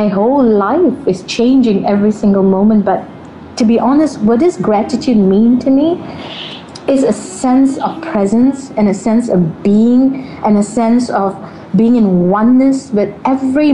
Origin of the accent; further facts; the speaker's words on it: Malaysia; I grew up in Malaysia. I am in Malaysia right now